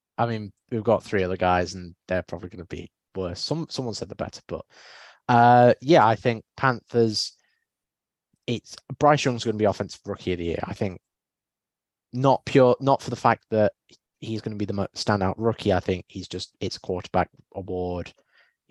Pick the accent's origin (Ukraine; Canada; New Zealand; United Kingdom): United Kingdom; Nottingham, East Midlands; I'm from Nottingham, so Notts County